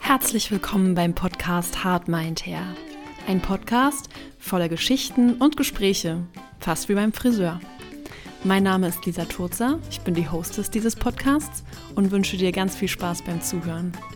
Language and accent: German; Bavaria, Germany; moved away as an adult; now in Berlin, Germany; Ich habe meine Ausbildung in Bayern gemacht, wo ich aufgewachsen bin